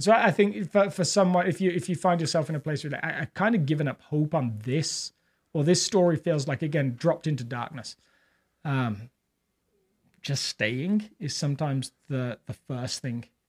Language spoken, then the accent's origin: English; England, United Kingdom; accent: English; now in Littleton, United States; technically I'm an immigrant, but I don't feel like being from England